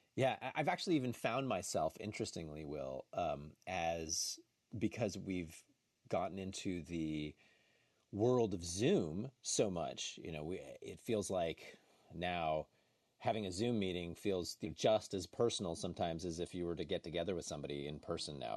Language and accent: English; New Jersey, United States; I grew up in New Jersey